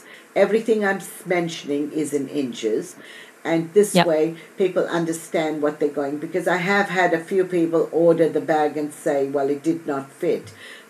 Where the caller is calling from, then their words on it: Australia; every week I record and I'm live from Australia and it's Thursday morning for me.